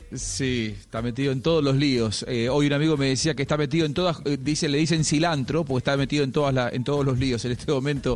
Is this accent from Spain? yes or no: no; Argentina; como argentino